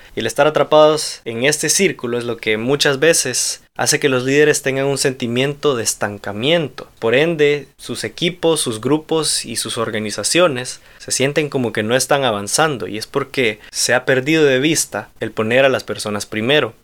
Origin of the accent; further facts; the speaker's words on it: Honduras; soy hondureño